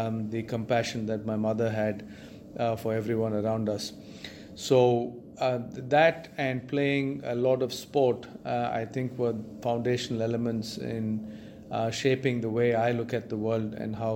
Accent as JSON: {"language": "English", "town": "Chennai", "region": "Tamil Nadu", "country": "India", "tie": "born or raised there", "said": "I grew up in Chennai, in India"}